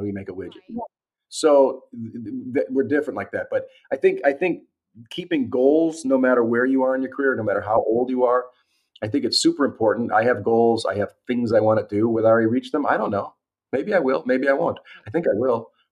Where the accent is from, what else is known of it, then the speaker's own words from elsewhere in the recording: Milwaukee, Wisconsin, United States; moved away as an adult; also born or lived in California; I'm from Milwaukee